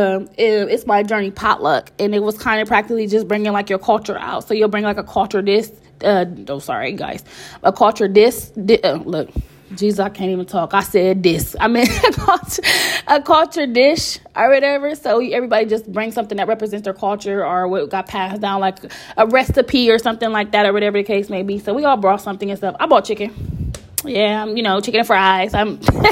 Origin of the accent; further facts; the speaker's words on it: Columbus, Ohio, United States; I'm from Columbus, Ohio